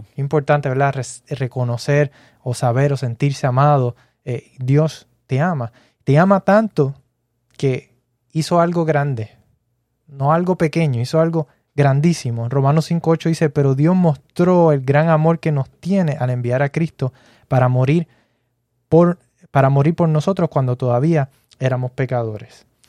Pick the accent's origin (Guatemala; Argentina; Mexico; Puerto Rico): Puerto Rico; yo soy puertorriqueño